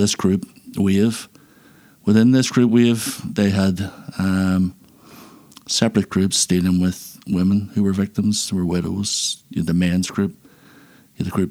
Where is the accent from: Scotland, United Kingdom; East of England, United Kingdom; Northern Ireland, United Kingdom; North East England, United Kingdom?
Northern Ireland, United Kingdom; Belfast; I was born in Belfast in 1972 and lived here. And I've lived here for my life ever since